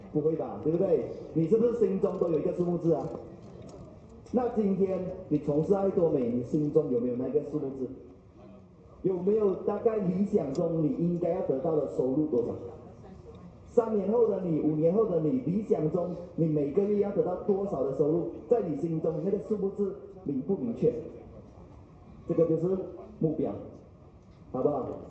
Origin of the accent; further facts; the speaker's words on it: Malaysia; 我来自马来西亚